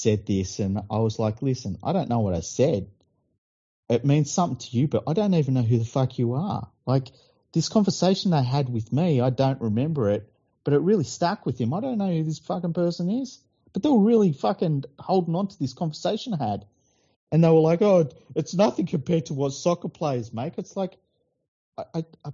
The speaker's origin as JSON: {"language": "English", "region": "New South Wales", "country": "Australia", "tie": "born or raised there", "said": "these young men were born and raised here, grew up in the same suburbs and areas that I did"}